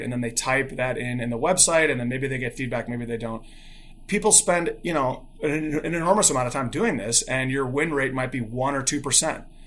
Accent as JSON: {"language": "English", "town": "Chicago", "region": "Illinois", "country": "United States", "tie": "born or raised there", "also_born_or_lived": "Bloomington, Indiana", "said": "I grew up in Chicago, in the, in, in the suburbs of Chicago"}